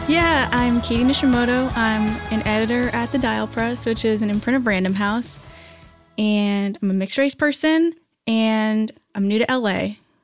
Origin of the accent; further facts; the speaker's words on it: New Hampshire, United States; moved away as an adult; also born or lived in New York; now in Los Angeles, United States; I grew up in New Hampshire, and then I moved to New York after college.